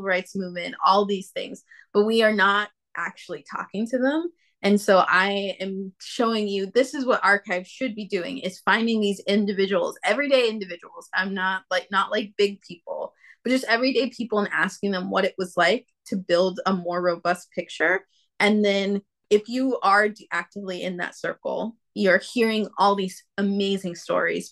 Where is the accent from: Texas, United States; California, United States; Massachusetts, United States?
Texas, United States; Fort Worth; moved away as an adult; also born or lived in Charlotte, North Carolina; now in Brooklyn, New York, United States; my birth certificate is from Charlotte, North Carolina. But when I was about 5, 4 years old, my mom got a promotion from being just like a head reporter to an editor of the newspaper. So we moved where the job was. We moved to Fort Worth.